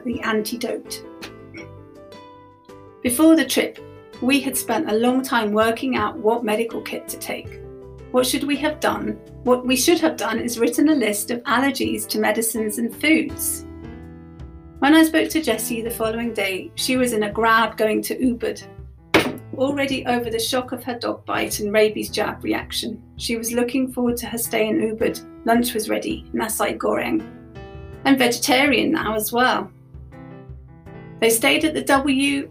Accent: London, United Kingdom; now in Bath, United Kingdom; Growing up in London during the 1980s

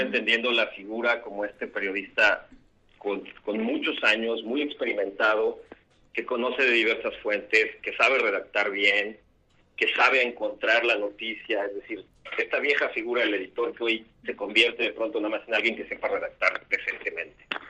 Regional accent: Tabasco, Mexico; moved away as an adult; also born or lived in Mexico City; now in Mérida, Mexico; Nací en la Ciudad de México, aunque nunca vivía allá, pero creo que he ido todos los años de mi vida. Eh, viví la mitad de mi vida en Tabasco y luego me autoexilié aquí a Yucatán, donde estudié

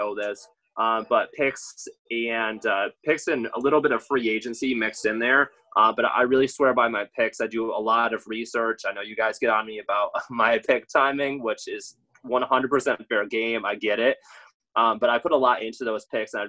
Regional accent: Frankenmuth, Michigan, United States; moved away as an adult; also born or lived in Georgia; now in Atlanta area, Georgia, United States; I'm from Michigan originally. I went to high school in Frankenmuth

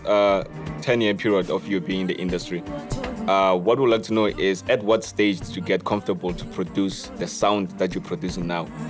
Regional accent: Limpopo, South Africa; now in Pretoria, South Africa; I was born in Limpopo, but now home is in Pretoria.

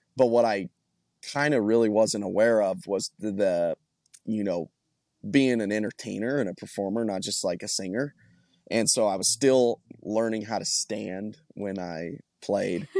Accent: Colorado, United States; moved away as an adult; now in Nashville, United States; I'm originally from Colorado

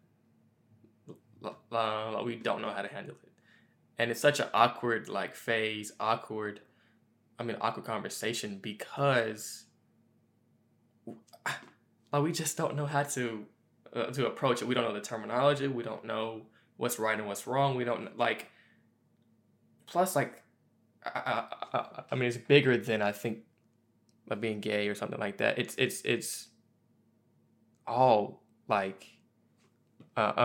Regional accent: Memphis, Tennessee, United States; me growing up in Memphis, Tennessee, in the South as well

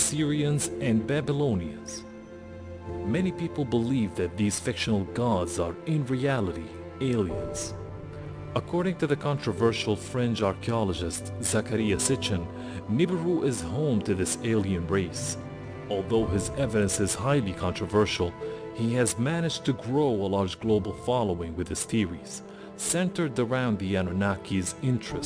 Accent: Syria; my home country of Syria

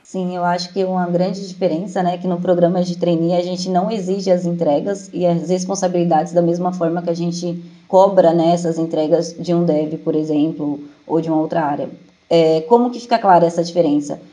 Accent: Jandira, São Paulo, Brazil; eu sou de Jandira, São Paulo.

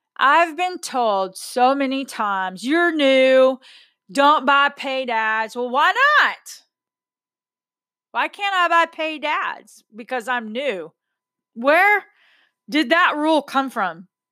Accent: Texas, United States; I'm a Texan

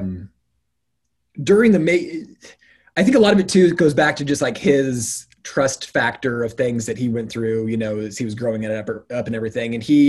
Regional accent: Eastern Washington, United States; growing up in Eastern Washington

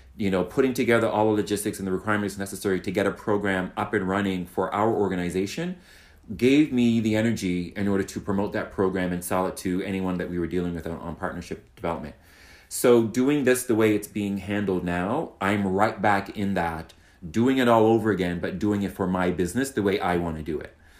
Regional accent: Halifax, Nova Scotia, Canada; now in Toronto, Canada; I'm from Halifax, so why not go to my hometown

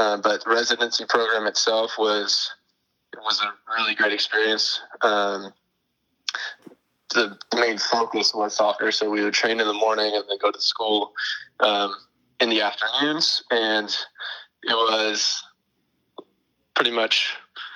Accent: San Jose, California, United States; I grew up in San Jose, California

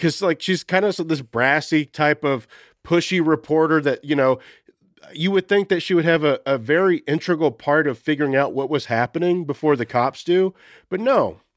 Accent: Texas, United States; I grew up in Texas

